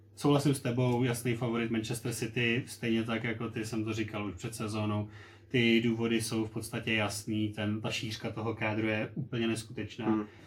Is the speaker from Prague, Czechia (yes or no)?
no; Plzeň, Plzeň Region, Czechia; jsme oba z Plzně